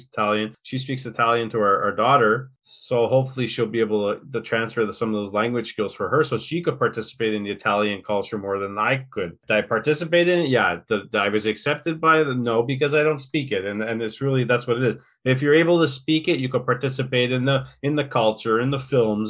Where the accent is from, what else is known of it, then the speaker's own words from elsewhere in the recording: Quebec, Canada; first language English; I'm an Anglophone